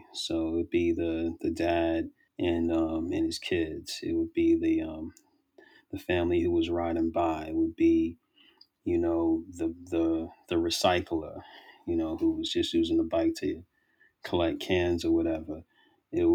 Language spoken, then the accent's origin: English; New York City, New York, United States; now in Richmond, United States; A lot of how I grew up in Brooklyn also speaks to the work that I do now